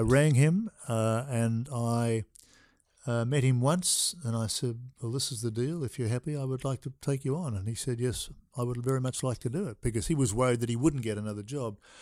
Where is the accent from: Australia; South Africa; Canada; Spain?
Australia; Melbourne, Victoria; I was born in Melbourne